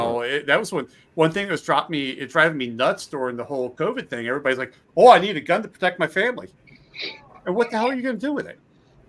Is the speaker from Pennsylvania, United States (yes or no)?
yes; Pennsylvania, United States; I grew up in Pennsylvania. So Pennsylvania is a huge wrestling, you know, wrestling state.